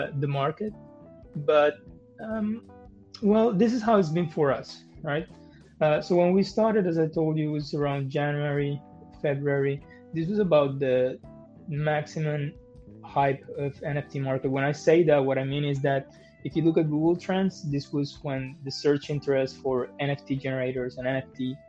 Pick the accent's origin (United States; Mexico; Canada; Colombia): Colombia; moved away; also born or lived in Germany / Geneva; I'm from Colombia